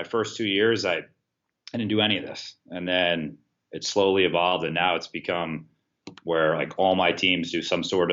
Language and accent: English; New York, United States; moved away as an adult; also born or lived in South Carolina / Stony Brook; now in Hartford, United States; I moved away from New York, went down to South Carolina to Winthrop University